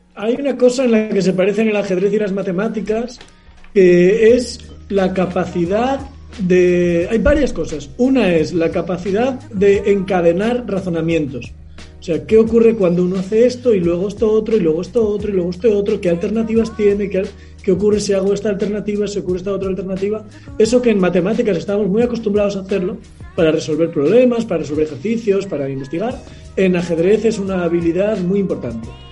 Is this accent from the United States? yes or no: no; Logroño, La Rioja, Spain; yo nací en Logroño, que es una ciudad pequeña del norte de España